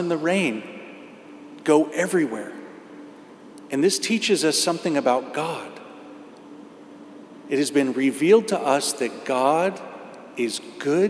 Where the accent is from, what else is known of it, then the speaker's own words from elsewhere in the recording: Indiana, United States; I grew up in Indiana. So I grew up in the farmlands